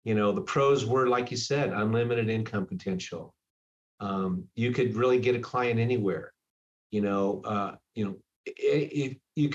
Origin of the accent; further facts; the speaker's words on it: California, United States; also born or lived in Hawaii; now in Seattle, United States; I'm from California. I moved here from Hawaii